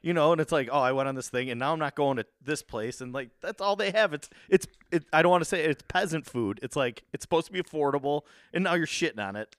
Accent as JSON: {"language": "English", "town": "Buffalo", "region": "New York", "country": "United States", "tie": "born or raised there", "said": "that's a lot of growing up in South Buffalo"}